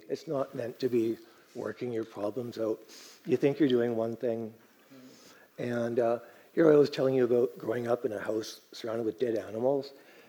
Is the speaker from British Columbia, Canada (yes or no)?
yes; Vancouver, British Columbia, Canada; also born or lived in Germany; Yeah, you know, I was born in Germany over at the base over there, and then more or less moved to Vancouver at the end.